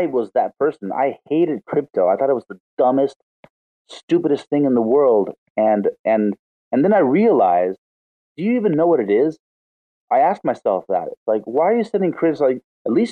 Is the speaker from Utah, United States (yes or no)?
no; Los Angeles, California, United States; moved away as an adult; now in Rosario, Argentina; I'm from Los Angeles